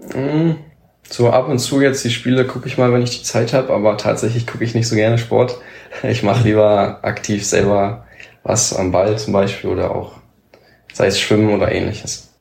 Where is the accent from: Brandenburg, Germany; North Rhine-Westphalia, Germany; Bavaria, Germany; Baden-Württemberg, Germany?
Brandenburg, Germany; Senzig; bei uns in Senzig